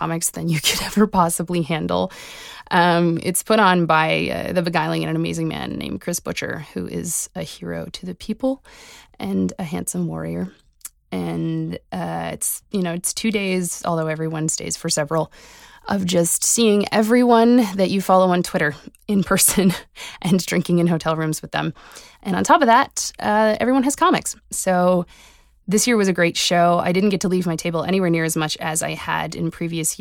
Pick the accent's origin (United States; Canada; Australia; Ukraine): Canada; Halifax, Nova Scotia; I'm a cartoonist from Halifax, Nova Scotia